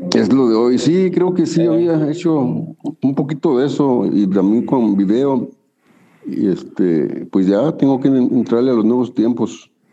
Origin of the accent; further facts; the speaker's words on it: Chihuahua, Mexico; now in Tijuana, Mexico; yo nací en Chihuahua